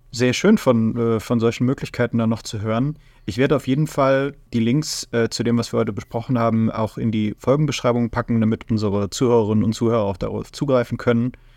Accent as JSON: {"language": "German", "country": "Germany", "said": "wir in Deutschland"}